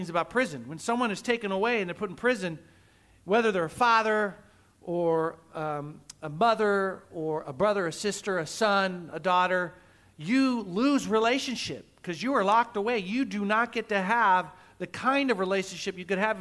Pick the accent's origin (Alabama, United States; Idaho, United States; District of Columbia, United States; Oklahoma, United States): Oklahoma, United States; also born or lived in California; now in Guam; I grew up in the Midwest, Oklahoma, and great place as a kid